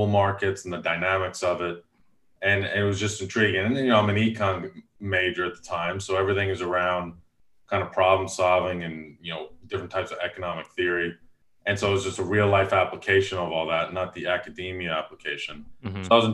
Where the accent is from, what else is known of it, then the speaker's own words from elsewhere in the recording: Long Island, New York, United States; moved away; I grew up in Long Island, New York, was a golfer in a golfing family